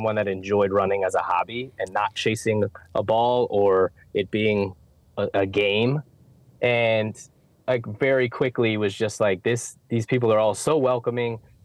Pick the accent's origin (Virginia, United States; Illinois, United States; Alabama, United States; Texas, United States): Virginia, United States; Northern; moved away as an adult; now in Charlotte, United States; I'm from Northern Virginia, played soccer my whole life, went to George Mason University.